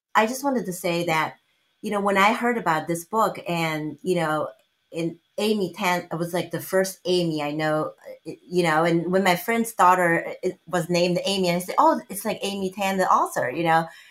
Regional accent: China; English is a second language; moved away as an adult; now in United States

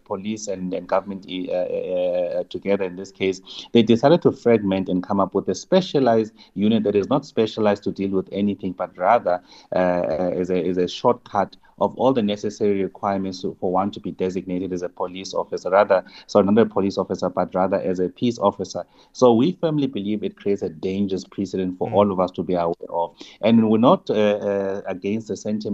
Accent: South Africa; as South African

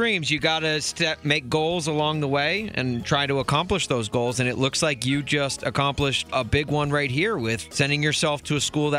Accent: United States; we Americans

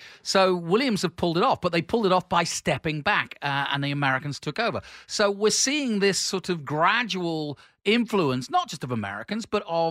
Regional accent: England, United Kingdom; as being an Englishman

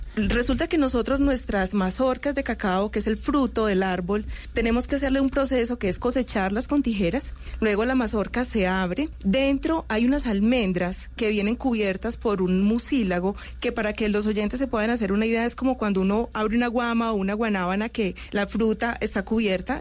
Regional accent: Colombia

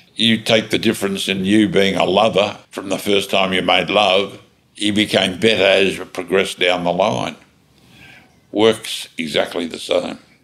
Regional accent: Australia; I'm an Australian

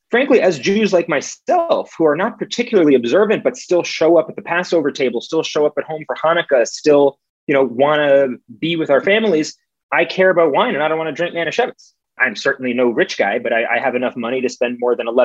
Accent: New York, United States; at least in New York, I'm, I'm from New York

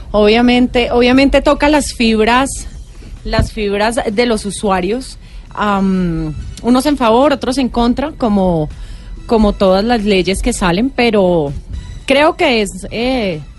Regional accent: Colombia; y como somos colombianos, dejamos la inscripción para la última.

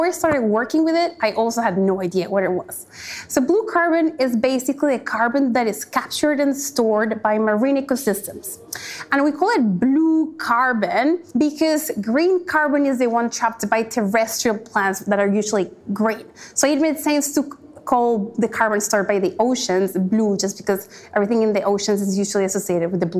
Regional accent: Cali, Valle del Cauca, Colombia; now in Australia; I grew up in Cali, 4-hour drive from the Colombian Pacific coast.

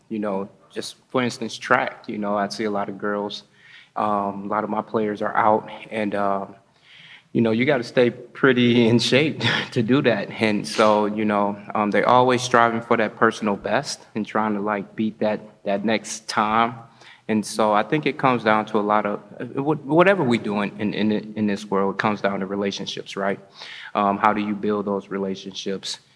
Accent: Gary, Indiana, United States; now in Madison, United States; I come from Gary, Indiana

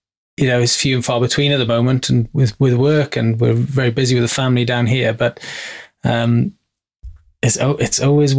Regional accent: Caerphilly, Wales, United Kingdom; moved away as an adult; now in Exeter, United Kingdom; So Caerphilly is my hometown, and that's where my family is kind of based, in and around the villages of Caerphilly. And so Caerphilly's quite a fairly sizable town, and then you've got Abertrudeau and Bedwas, which is kind of the villages that I integrated into.

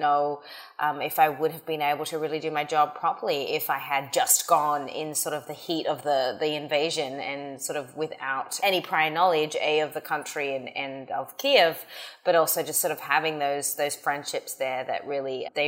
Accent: Australia; moved away as an adult; now in United States; So I came to the US from Australia. I was studying in 2006.

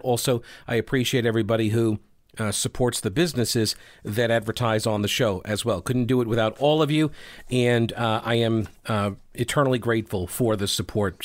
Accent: Long Island, New York, United States; moved away; I'm from Long Island, okay? I've, I go back, I try to go back uh, pretty regularly, like once a year

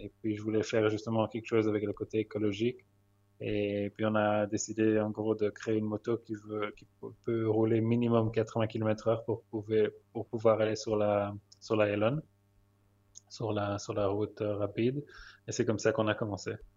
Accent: Belgium; moved away as an adult; also born or lived in London; now in Tel Aviv, Israel; je suis originaire de Belgique et après j'étais environ 8 ans à Londres. Là, ça fait 10 ans que je suis en Israël

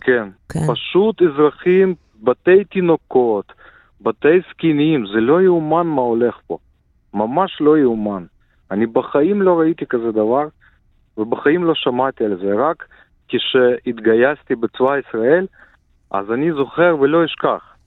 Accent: Ukraine; moved away; also born or lived in Israel; אני מקורי מאוקראינה, נולדתי באוקראינה

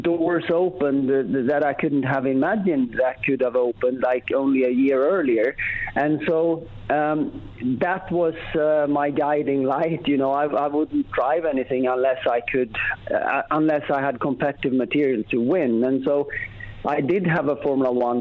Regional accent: Sweden; we had grew up by a lake in Sweden

